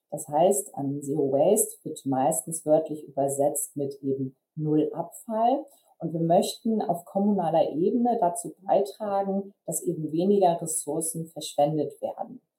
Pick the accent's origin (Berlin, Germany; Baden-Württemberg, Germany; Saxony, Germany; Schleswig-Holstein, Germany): Schleswig-Holstein, Germany; Flensburg; born there; now in Kiel, Germany; Ich bin 29 Jahre alt. Ich bin gebürtig aus Flensburg, also im hohen Norden von Deutschland geboren. Und ich ähm, wohne derzeit in Kiel